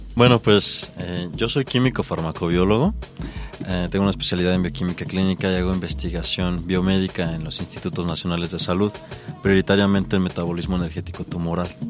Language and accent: Spanish; Mexico; somos mexicanos